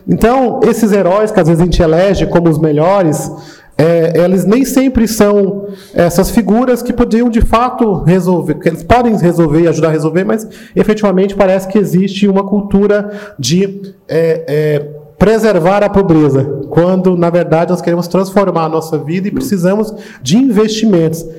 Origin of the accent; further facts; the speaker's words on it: São Paulo, Brazil; Eu sou aqui do lado de Paraisópolis, é a favela onde eu cresci